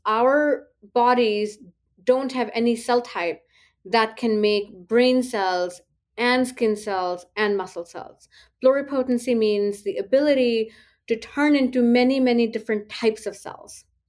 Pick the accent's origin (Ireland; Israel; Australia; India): India; moved away as an adult; now in United States; growing up in India, in the socioeconomic group that I belonged